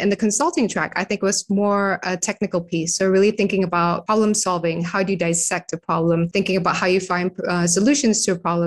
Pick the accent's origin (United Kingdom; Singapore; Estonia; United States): Singapore; now in Indonesia; I grew up in Singapore, though, but I was born in Indonesia